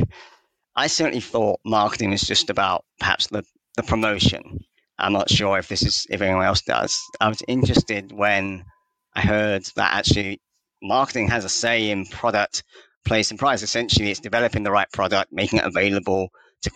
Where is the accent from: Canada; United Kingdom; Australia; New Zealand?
United Kingdom; London; also born or lived in Leeds; I grew up in London